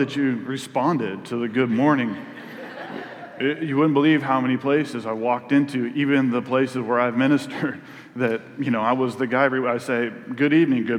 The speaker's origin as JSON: {"language": "English", "region": "Northwest", "country": "United States", "tie": "born or raised there", "also_born_or_lived": "the South (US)", "moved": "yes", "lives_now": "the South, United States", "said": "I was born in the Northwest"}